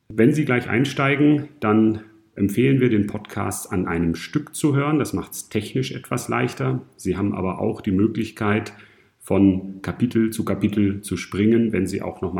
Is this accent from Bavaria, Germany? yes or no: yes; Munich, Bavaria, Germany; Ich komme aus München und arbeite dort im Klinikum München-Schwabing